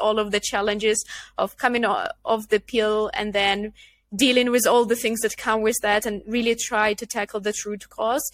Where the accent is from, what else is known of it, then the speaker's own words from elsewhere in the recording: Ukraine; moved away as an adult; also born or lived in Netherlands; I come from Ukraine